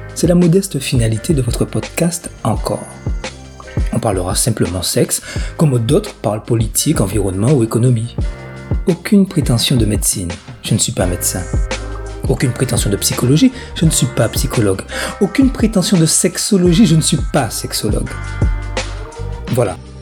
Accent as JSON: {"language": "French", "country": "Guadeloupe", "said": "chez nous en Guadeloupe"}